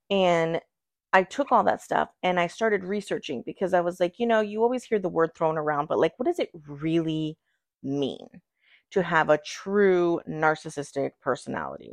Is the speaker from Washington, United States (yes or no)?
no; Virginia, United States